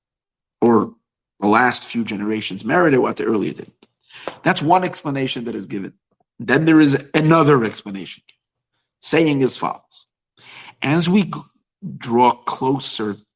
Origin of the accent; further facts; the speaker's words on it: New York, United States; now in Los Angeles, United States; I grew up in New York